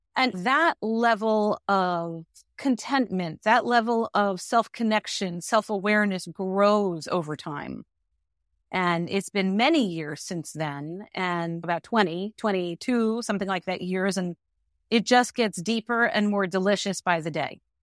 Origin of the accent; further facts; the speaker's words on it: New York, United States; also born or lived in Manhattan, New York City; I am a New Yorker